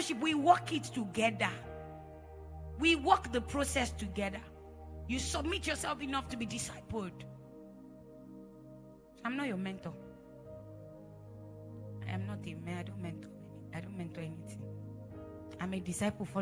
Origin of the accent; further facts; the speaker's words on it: Edo, Nigeria; I'm from Edo State. Just in case you know, we speak Pidgin like there's no tomorrow. In my house, we don't speak English